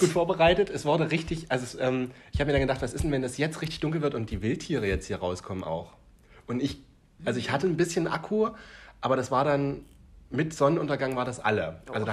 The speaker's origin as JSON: {"language": "German", "region": "Thuringia", "country": "Germany", "said": "wir in Thüringen"}